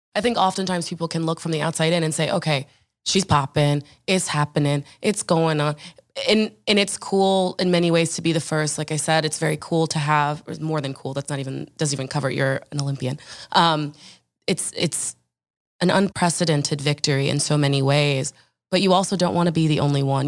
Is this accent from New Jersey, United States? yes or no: yes; Orange, New Jersey, United States; I'm from Orange, New Jersey.